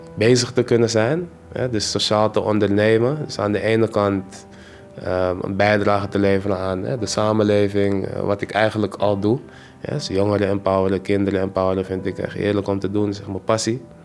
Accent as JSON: {"language": "Dutch", "town": "Amsterdam", "region": "North Holland", "country": "Netherlands", "tie": "born or raised there", "accent": "Amsterdams", "said": "Ik ben zelf geboren en getogen in Amsterdam-West."}